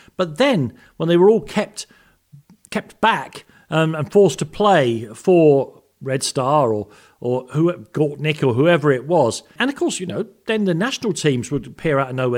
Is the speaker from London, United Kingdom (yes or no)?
yes; London, United Kingdom; I grew up in Islington